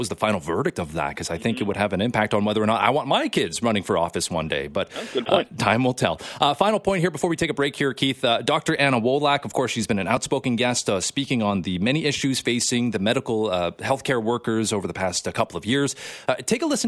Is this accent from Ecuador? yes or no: no; South Korea; now in Canada; I was born in Korea, so I have a natural Korean given name